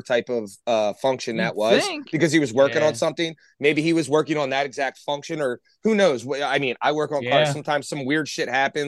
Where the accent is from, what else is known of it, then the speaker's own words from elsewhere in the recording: United States; I'm American